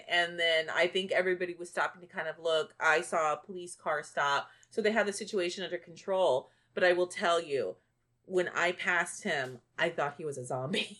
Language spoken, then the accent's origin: English; Bishop, Texas, United States; the west side of my hometown of Bishop